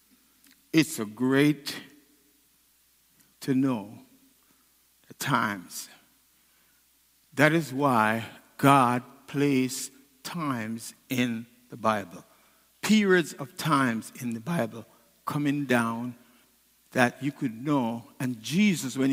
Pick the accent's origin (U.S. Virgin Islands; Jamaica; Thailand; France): Jamaica; now in United States; I'm a Jamaican. And I want to be a Jamaican. I love the food, I love my culture. I became an American